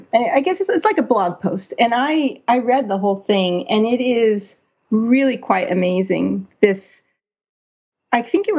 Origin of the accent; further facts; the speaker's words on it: Poland; English is a second language; now in Australia; Growing up in Poland under communist regime meant having to learn Russian many years at school